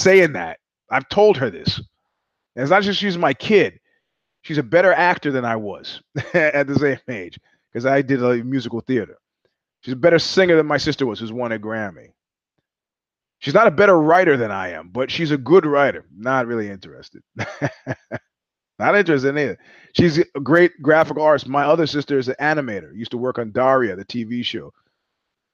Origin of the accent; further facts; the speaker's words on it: New York, United States; I'm a New Yorker